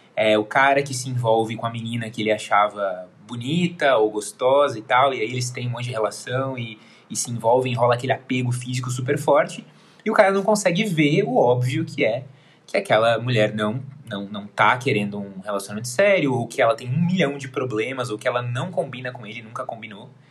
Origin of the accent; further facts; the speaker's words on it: Porto Alegre, Rio Grande do Sul, Brazil; eu sou aqui de Porto Alegre